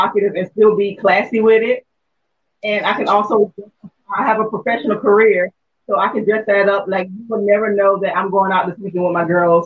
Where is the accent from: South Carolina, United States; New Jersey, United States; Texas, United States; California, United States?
South Carolina, United States; Orangeburg; moved away as an adult; now in Columbia, United States; I'm actually from Orangeburg, born and raised, but I do reside here in Columbia.